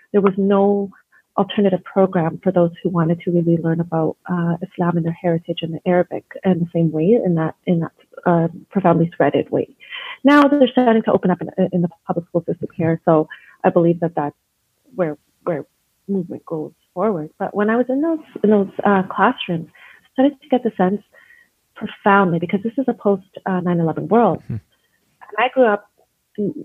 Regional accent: Edmonton, Alberta, Canada; I was born and raised here in Edmonton. And obviously, as a Palestinian

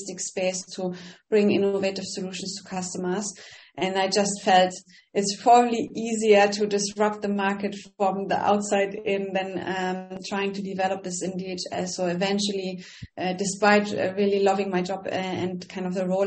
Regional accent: Northern Germany, Germany; accent: German; English is a second language; moved away as an adult; also born or lived in Berlin / Bonn; I'm German, really hard to hide the accent. So I grew up in Northern Germany

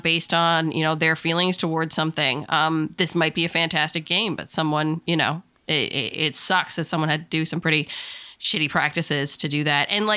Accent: Newfoundland and Labrador, Canada

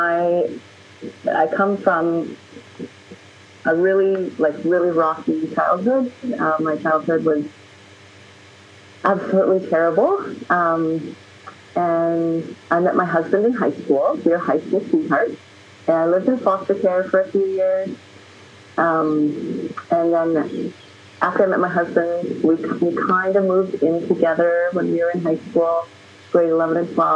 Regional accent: Canada; I'm Canadian

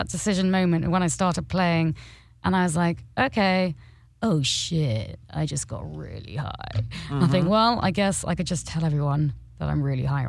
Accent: Norwich, East of England, United Kingdom; I am from England, obviously, and Norfolk in particular, the countryside east coast of England.

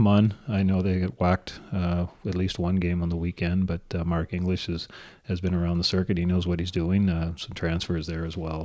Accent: Saint John, New Brunswick, Canada; I'm from Saint John

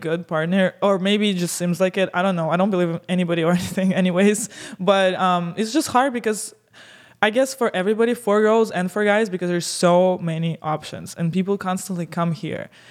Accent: Siberia, Russia; now in United States; I'm Russian from Siberia

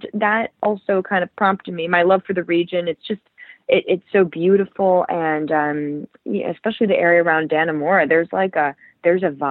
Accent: Cleveland, Ohio, United States; moved away as an adult; also born or lived in Chicago; now in New York City, United States; I grew up in Cleveland area.

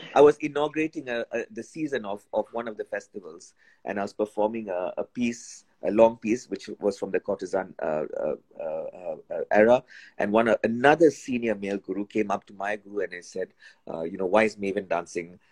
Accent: India; when I was growing up in India

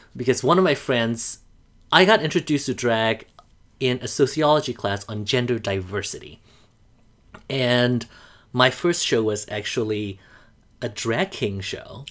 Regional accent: Mandalay, Mandalay Region, Myanmar; moved away as an adult; also born or lived in Iowa / Indiana; now in New York, United States; I am from Mandalay, Burma.

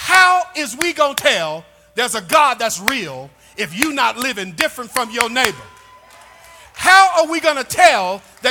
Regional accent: Monticello, Mississippi, United States; I'm a dummy from Monticello, Mississippi.

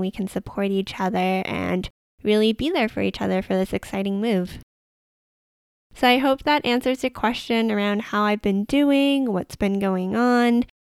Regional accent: Canada; I am Canadian and I've lived in Canada my entire life

